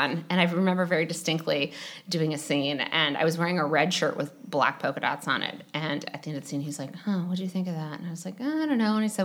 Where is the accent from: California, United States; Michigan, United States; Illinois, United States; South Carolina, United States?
Michigan, United States; Detroit; moved away as an adult; also born or lived in Chicago; I grew up in Detroit in the suburbs and then lived in Chicago for 6 years